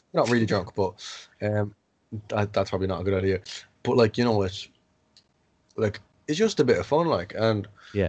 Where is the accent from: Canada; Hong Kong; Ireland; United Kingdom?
Ireland; Tullamore, County Offaly; I'm from Tullamore